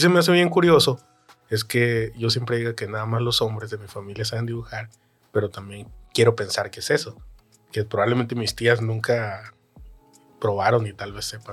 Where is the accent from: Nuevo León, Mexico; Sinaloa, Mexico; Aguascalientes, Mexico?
Sinaloa, Mexico; Los Mochis; moved away; mi tres veces heroico Los Mochis, Sinaloa